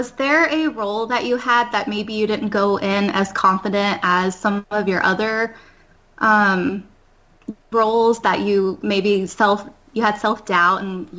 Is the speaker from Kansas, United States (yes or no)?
yes; Wichita, Kansas, United States; moved away as an adult; now in East Coast, United States; I was born and raised in Wichita, Kansas, and I recently moved to the East Coast almost a year ago.